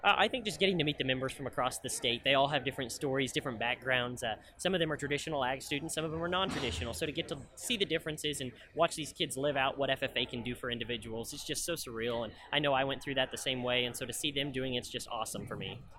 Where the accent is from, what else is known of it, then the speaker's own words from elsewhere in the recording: Southwest Missouri, United States; I come from Southwest Missouri, and I grew up on a diversified livestock operation